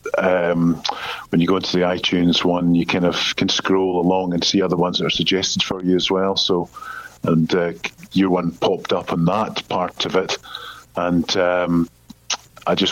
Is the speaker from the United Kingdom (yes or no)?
yes; Scotland, United Kingdom; accent: Scottish; I'm from Scotland, so it's a Scottish accent